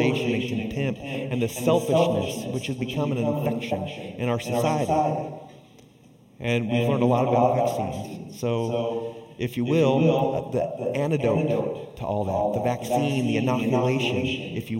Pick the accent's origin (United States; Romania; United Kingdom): United States; Southern California; growing up in Southern California